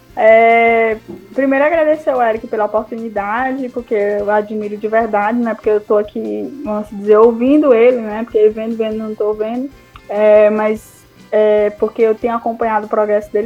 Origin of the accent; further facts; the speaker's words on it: Piauí, Brazil; a gente é do Piauí